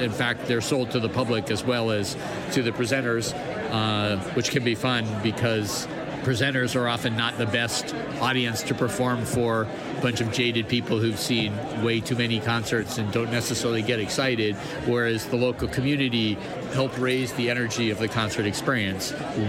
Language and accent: English; Albuquerque, New Mexico, United States; I am from Albuquerque, New Mexico, in the United States.